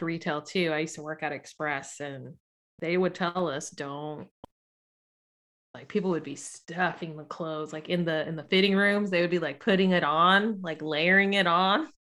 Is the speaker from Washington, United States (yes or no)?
no; Sacramento, California, United States; also born or lived in South San Francisco / Daly City; I lived in Daly City until I was six, moved to Sacramento when I turned seven in Sacramento. So, I'm basically from Sac.